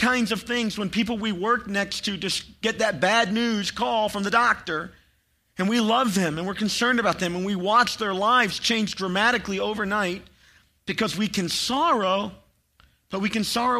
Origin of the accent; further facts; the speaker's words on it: Chattanooga, Tennessee, United States; I grew up near Chattanooga